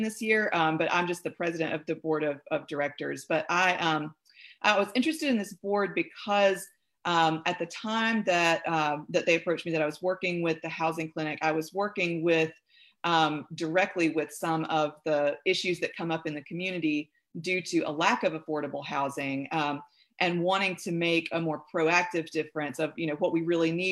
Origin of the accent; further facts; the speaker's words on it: Pontotoc, Mississippi, United States; also born or lived in Oxford, Mississippi; I'm originally from Pontotoc, Mississippi, down the road here between Oxford and Tupelo. That's where I grew up and went to high school